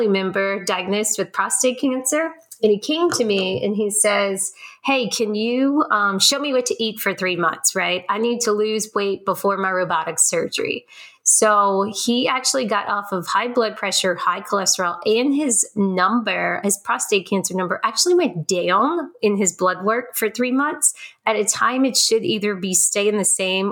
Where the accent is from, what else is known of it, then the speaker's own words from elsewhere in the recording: New Orleans, Louisiana, United States; I'm born and raised in New Orleans